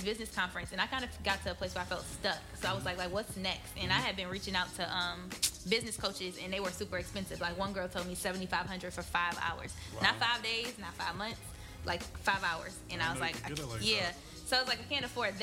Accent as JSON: {"language": "English", "town": "Benton Harbor", "region": "Michigan", "country": "United States", "moved": "yes", "said": "I am originally from Benton Harbor, Michigan, and I say Benton Harbor loud and proud"}